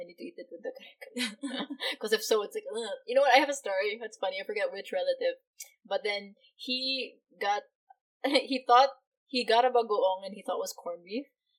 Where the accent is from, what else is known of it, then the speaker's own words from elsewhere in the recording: Philippines; also born or lived in Hong Kong; because we were raised both in Hong Kong and the Philippines, so I don't find the follow traditional ways of like, as my older sister, I don't really call her ate